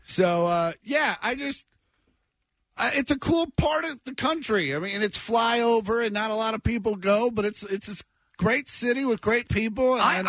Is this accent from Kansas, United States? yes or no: yes; Kansas, United States; moved away as an adult; now in Los Angeles, United States; I lived in Kansas for 26 years.